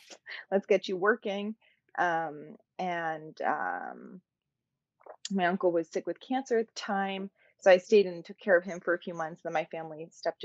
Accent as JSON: {"language": "English", "town": "San Francisco", "region": "California", "country": "United States", "tie": "born or raised there", "said": "was born and raised in San Francisco to Persian, awesome, beautiful Persian parents"}